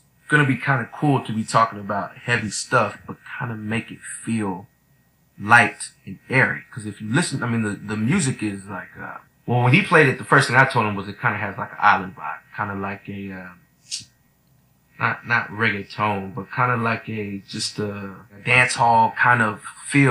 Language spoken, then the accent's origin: English; Austin, Texas, United States; I grew up in Austin